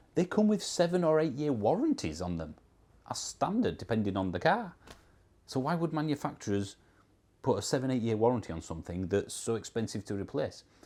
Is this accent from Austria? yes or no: no; Yorkshire and the Humber, United Kingdom; accent: Yorkshire; I'm not Scottish. I'm English. I'm from Yorkshire, which is in the northern part of England.